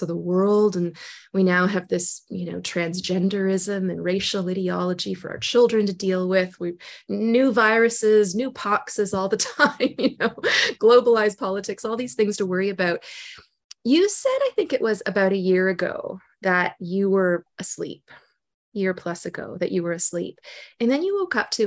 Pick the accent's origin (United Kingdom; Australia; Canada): Canada; Ontario; I'm from Ontario.